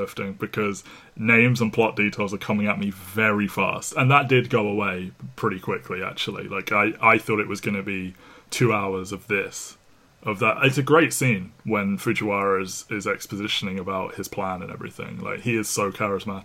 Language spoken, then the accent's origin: English; England, United Kingdom; as an English person